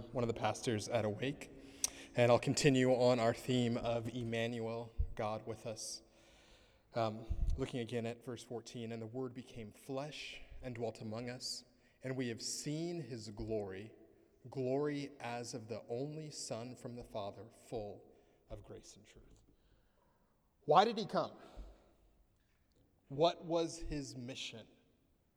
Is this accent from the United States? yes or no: yes; United States; now in Canada; I grew up in the States